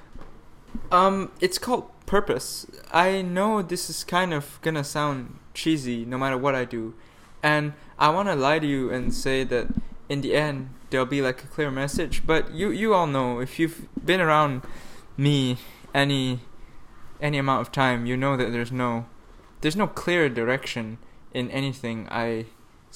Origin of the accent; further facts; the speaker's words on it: Malaysia; moved away as an adult; Then flew back to Malaysia, where I lived in like the capital for like a couple nights